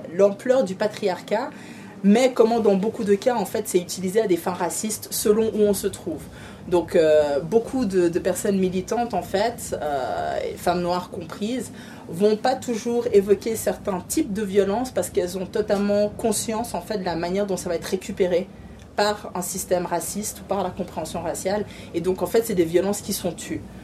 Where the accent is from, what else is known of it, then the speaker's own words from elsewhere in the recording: Riviera, Vaud, Switzerland; elle est de ma région, on est de la Riviera